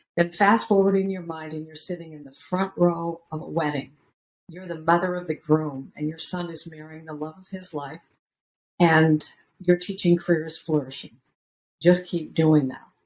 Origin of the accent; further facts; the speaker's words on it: Beaverton, Oregon, United States; I grew up in Beaverton, Oregon, a suburb of Portland, Oregon